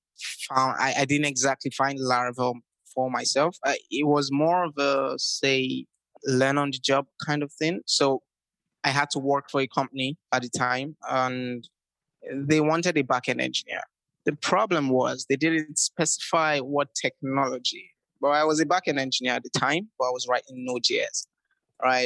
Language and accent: English; Nigeria; I'm originally from Nigeria